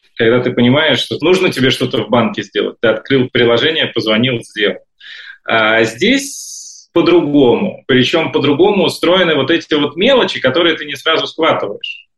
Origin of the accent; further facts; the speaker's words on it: Saint Petersburg, Russia; moved away as an adult; now in Israel; я из Петербурга